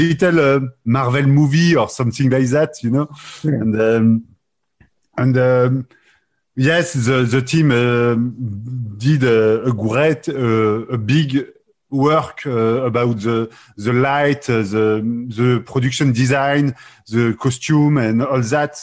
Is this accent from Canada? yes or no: no; France; accent: French; English is a second language